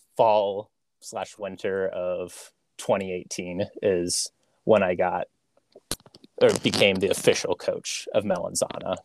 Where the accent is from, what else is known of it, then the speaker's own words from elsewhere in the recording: Terre Haute, Indiana, United States; I grew up in Terre Haute, Indiana.